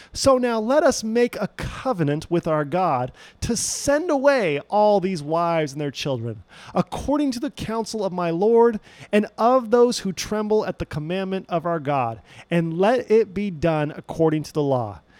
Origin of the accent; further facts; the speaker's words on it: Loma Linda, California, United States; I grew up in the Loma Linda University Seventh day Adventist Church, which is not too far from where Paradox is today